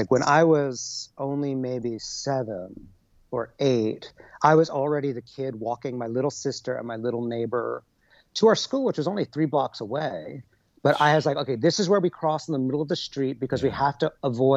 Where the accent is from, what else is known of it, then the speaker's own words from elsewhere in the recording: New York, United States; I grew up on the Upper West Side